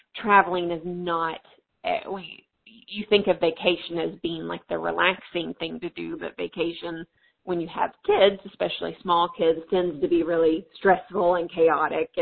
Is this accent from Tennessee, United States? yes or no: yes; Tennessee, United States; accent: southern; now in North Dakota, United States; But I am originally from, if you catch some southern accent in my voice, I'm originally from Tennessee.